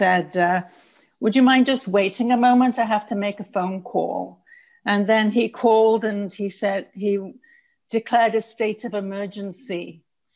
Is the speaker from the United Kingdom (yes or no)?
yes; Manchester, North West England, United Kingdom; now in Canada; he was born in the Manchester area where I was